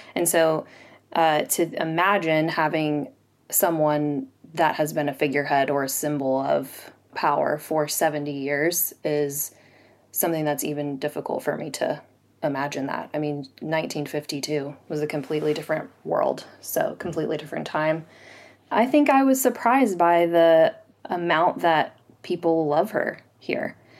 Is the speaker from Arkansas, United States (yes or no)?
yes; Rogers, Arkansas, United States; now in London, United Kingdom; I'm from Rogers, Arkansas, and I'm a tutor and business owner, and I'm currently in London